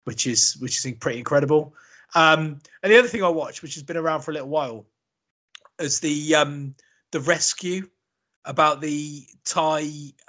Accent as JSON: {"language": "English", "country": "Australia", "said": "as a cricketer, even as an Australian, the guy is absolutely phenomenal."}